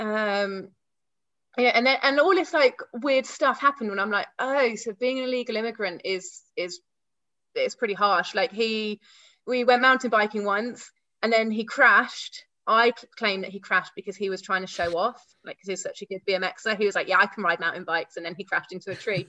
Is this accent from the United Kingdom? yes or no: yes; London, United Kingdom; I'm an English native. I was born in South London